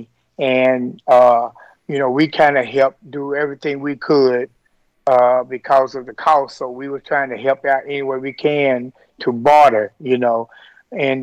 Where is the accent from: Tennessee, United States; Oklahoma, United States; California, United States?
Tennessee, United States; now in Kentucky, United States; I'm actually from Tennessee.